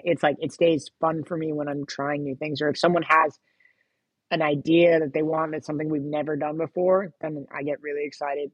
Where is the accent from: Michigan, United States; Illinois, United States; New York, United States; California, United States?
California, United States; Sacramento; also born or lived in Los Angeles, California; I've lived here pretty much uh, most of my formative years from like middle school on.